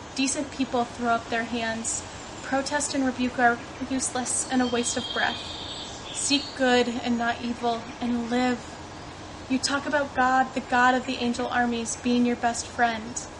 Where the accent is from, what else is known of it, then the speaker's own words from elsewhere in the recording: Indiana, United States; moved away; I'm from Indiana in the United States